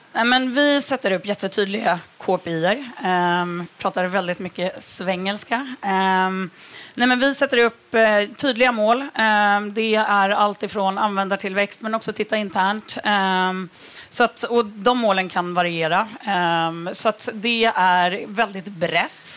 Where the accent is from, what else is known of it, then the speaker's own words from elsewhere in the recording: Örebro, Örebro County, Sweden; moved away; Jag kommer från Örebro